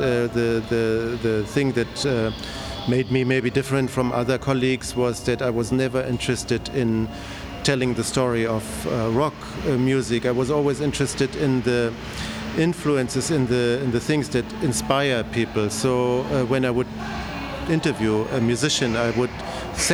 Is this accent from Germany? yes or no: yes; West Germany, Germany; I'm growing up in Germany, in West Germany